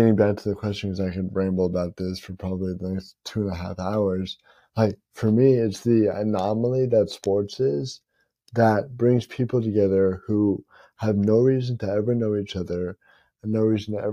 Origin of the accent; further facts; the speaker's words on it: Tampa, Florida, United States; the Lightning play in my hometown